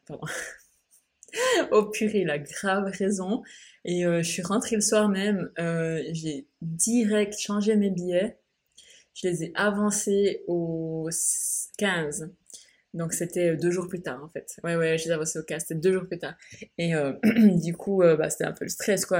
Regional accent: Switzerland; moved away as an adult; now in Bali, Indonesia; j'ai quitté la Suisse, donc mon pays d'origine où je suis née. J'ai grandi et j'ai passé 26 ans de ma vie

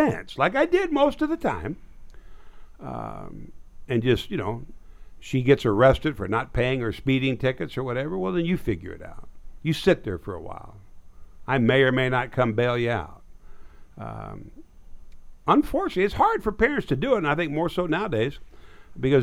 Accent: Nebraska, United States; now in Texas, United States; My hometown was 1,300 people

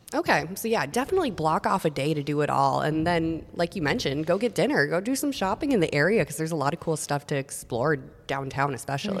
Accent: Long Prairie, Minnesota, United States; As a kid, I remember going because I'm from Long Prairie, so half an hour to this movie theater, closest one. And I saw so many movies growing up there

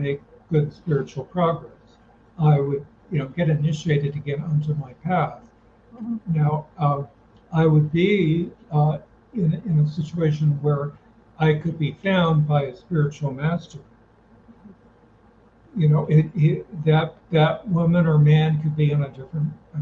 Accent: United States; first language English; I was born in America this lifetime.

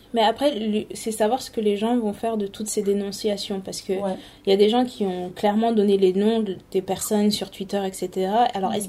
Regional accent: Paris region, Île-de-France, France; moved away; also born or lived in Canada; moi, je suis née en région parisienne et mes parents ont emménagé ici il y a quelques années.

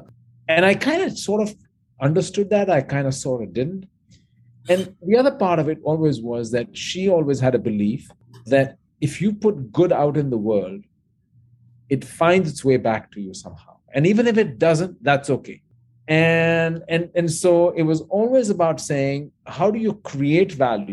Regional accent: New Delhi, Delhi, India; moved away; I grew up in New Delhi, India, and I went through high school there and college there

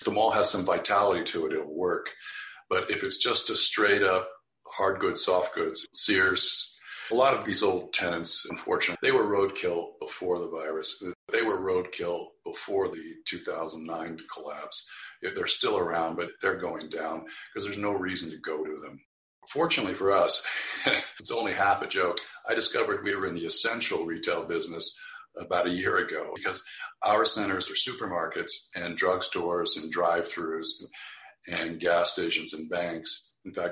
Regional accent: a desert town in Southern California, United States; now in Palo Alto, United States; my hometown, but it's a dump

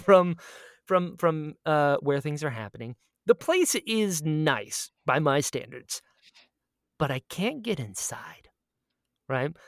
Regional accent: United States; I outed myself as an American immediately.

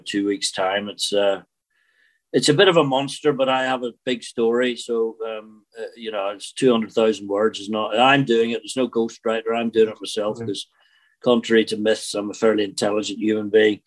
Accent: Belfast, Northern Ireland, United Kingdom; accent: Northern Irish; moved away; also born or lived in Scotland; Growing up in Belfast

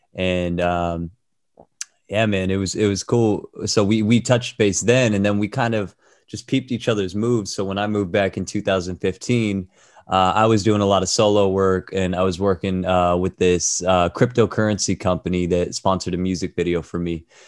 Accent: Orange County, California, United States; moved away as an adult; also born or lived in Toronto, Canada; I'm from Orange County, but I moved to Toronto when I was eighteen.

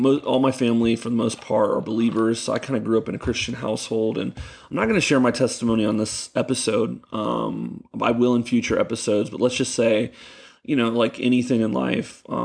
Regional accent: Ocala, Florida, United States; also born or lived in Gainesville, Florida; I was born in Gainesville, and my parents lived here in Ocala, and so I grew up here in Ocala

